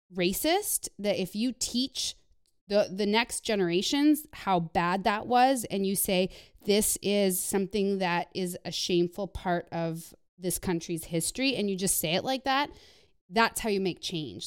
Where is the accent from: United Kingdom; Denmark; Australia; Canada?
Canada; moved away; growing up in Canada